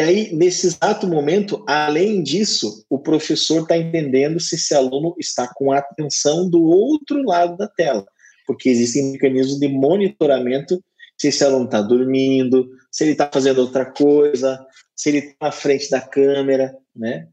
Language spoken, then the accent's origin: Portuguese; Curitiba, Paraná, Brazil; now in Maringá, Brazil; Eu sou natural de Curitiba, eu não sou natural de Maringá, mas hoje eu moro em Maringá